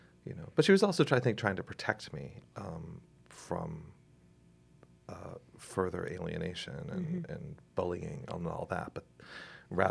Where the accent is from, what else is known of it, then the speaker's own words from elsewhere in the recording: Gloucester, Massachusetts, United States; I grew up in Gloucester, was born here